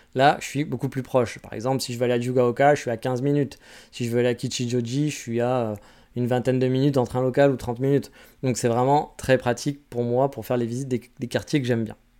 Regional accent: France; now in Kyoto, Japan; je suis français

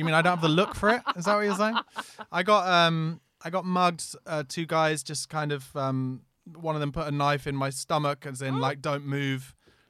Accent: London, United Kingdom; I've only got Monzo, no. I'm from East London

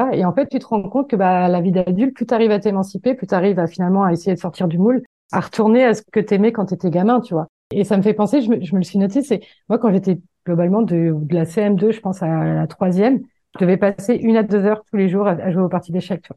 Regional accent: Le Mans, Pays de la Loire, France; moved away as an adult; also born or lived in Paris; je suis originaire du Mans

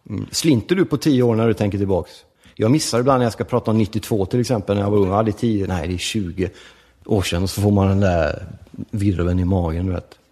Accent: Gothenburg, Västra Götaland, Sweden; also born or lived in Rome, Italy; Vi växte ju upp i förort till Göteborg som heter Lövgärdet som ligger i Angered

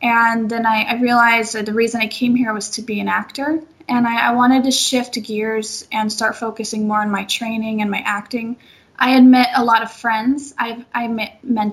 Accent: Seattle, Washington, United States; moved away as an adult; now in Los Angeles, United States; I am from Seattle, Washington

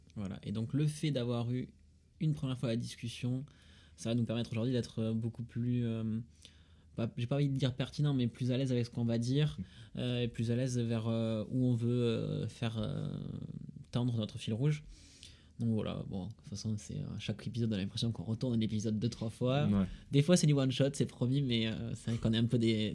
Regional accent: Toulouse, Occitania, France; accent: Toulousain; j'ai l'accent toulousain

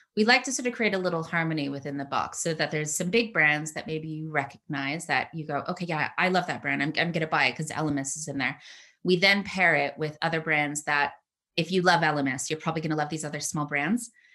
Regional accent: United States; moved away as an adult; also born or lived in San Francisco; now in United Kingdom; I'm obviously American.

